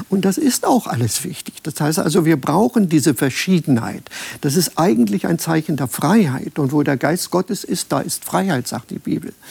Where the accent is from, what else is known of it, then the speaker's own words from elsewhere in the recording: Germany; moved away; Wenn ich als Deutscher ins Ausland gegangen bin und habe im Ausland gelebt